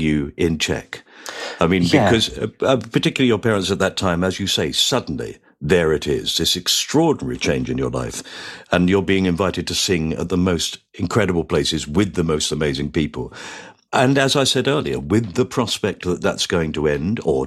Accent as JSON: {"language": "English", "region": "England", "country": "United Kingdom", "said": "as an Englishman"}